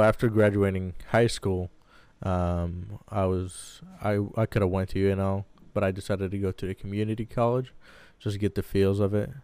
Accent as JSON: {"language": "English", "town": "Baghdad", "region": "Baghdad Governorate", "country": "Iraq", "tie": "born or raised there", "also_born_or_lived": "San Diego, United States", "moved": "yes", "lives_now": "Lincoln, Nebraska, United States", "said": "I was born and raised in Baghdad, Iraq"}